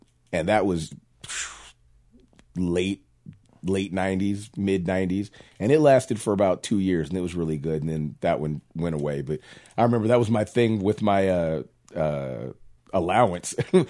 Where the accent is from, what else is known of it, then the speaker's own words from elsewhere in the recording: Casper, Wyoming, United States; born there; And I was born in Casper, so, you know, even though I wasn't raised here, so I've been back and forth my whole life.